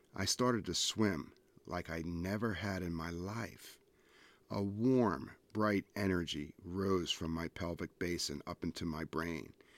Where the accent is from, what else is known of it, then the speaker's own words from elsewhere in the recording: Ventnor City, New Jersey, United States; I grew up in New Jersey on Ventnor Beach. I was raised a hundred yards from the ocean.